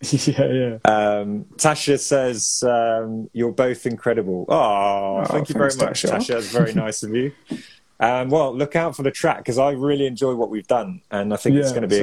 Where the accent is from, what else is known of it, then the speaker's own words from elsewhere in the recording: Evesham, West Midlands, United Kingdom; I grew up in Evesham